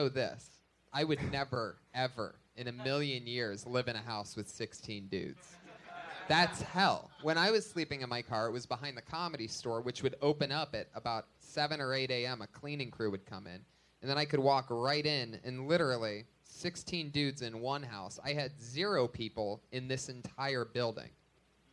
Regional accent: Youngstown, Ohio, United States; now in Los Angeles, United States; I'm from Youngstown, Ohio

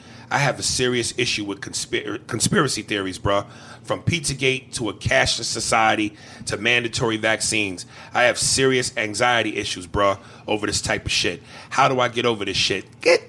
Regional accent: New Jersey, United States; I think me and Aries feel a deeper connection to the show because we're both from Jersey.

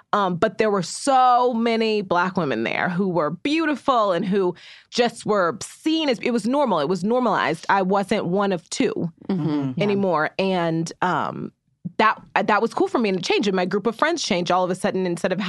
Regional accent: Muskogee, Oklahoma, United States; I grew up in Muskogee, Oklahoma, which is a really white country town in Oklahoma.

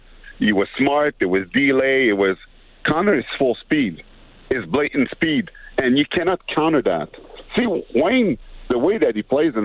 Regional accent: Montreal, Quebec, Canada; moved away; also born or lived in Edmonton; I was born in Montreal, after a while, I spent my summer in Edmonton

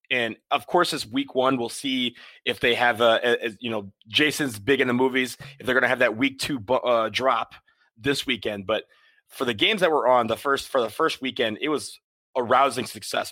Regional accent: Washington, District of Columbia, United States; my hometown, DC

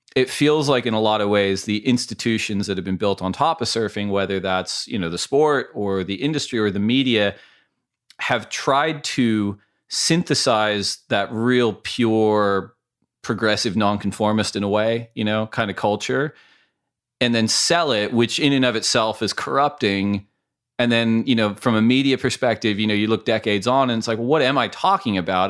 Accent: Mission Viejo, California, United States; I was from Mission Viejo, California at that time

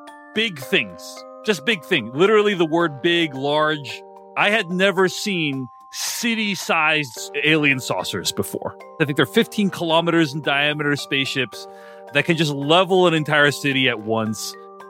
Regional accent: Lexington, Massachusetts, United States; I grew up in Lexington, Massachusetts, which is where one of the first battles of the Revolutionary War was fought.

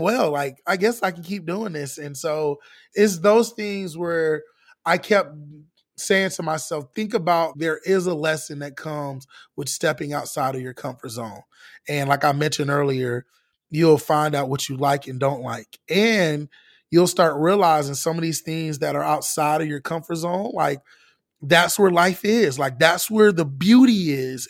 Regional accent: Orlando, Florida, United States; growing up in the inner city, living in a bubble, like, I'm from Orlando

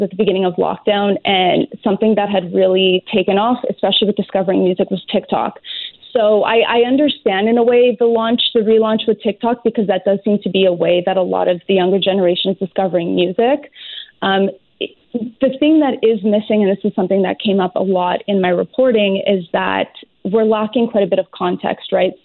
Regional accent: Montreal, Quebec, Canada; also born or lived in Toronto; I grew up in Montreal

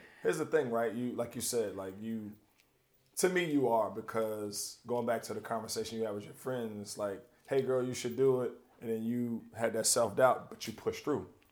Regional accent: North Carolina, United States; I'm from North Carolina.

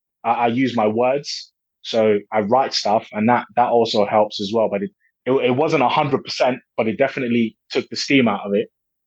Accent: Nigeria; now in England; Like I said, I come from Nigeria and I moved to England.

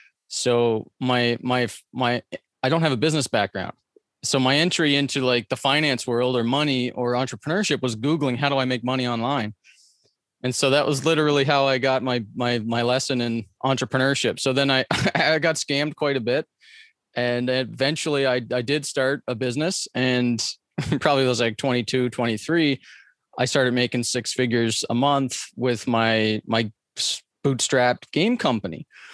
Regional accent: Atlantic Canada, Canada; so I grew up on the East Coast of Canada in poverty.

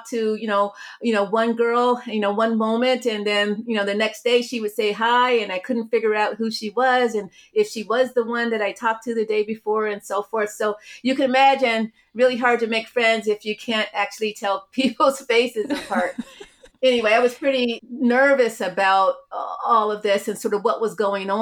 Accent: Cleveland, Ohio, United States; also born or lived in Beachwood, Ohio; I grew up in Cleveland, Ohio

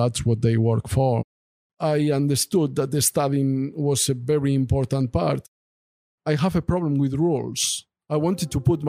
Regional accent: Bilbao, Basque Country, Spain; moved away as an adult; also born or lived in Arredondo; I'm from Bilbao. And I was living there my first 30 years. Of my life

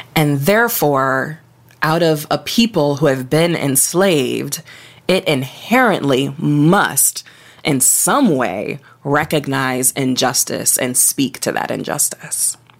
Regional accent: Toledo, Ohio, United States; I grew up in Toledo, Ohio

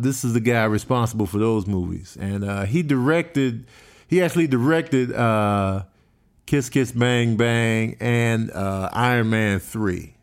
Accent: Chicago, Illinois, United States; also born or lived in Grand Rapids, Michigan; a kid from Chicago

